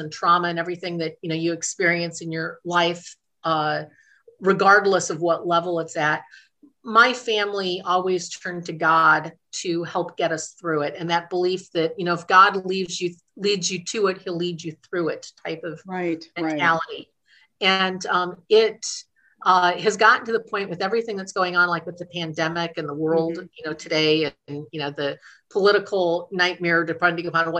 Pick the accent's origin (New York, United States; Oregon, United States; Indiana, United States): Indiana, United States; Dyer; also born or lived in Chicago, Illinois; raised in northern Indiana, right on the Indiana-Illinois border in a little town called Dyer, Indiana